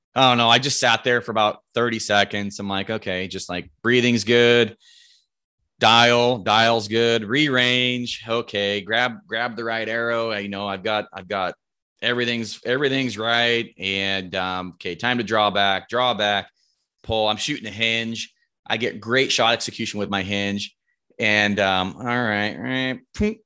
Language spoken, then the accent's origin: English; Roseburg, Oregon, United States; I'm from Roseburg, Oregon. Um, grown o, grown up here my whole life, lived here my whole life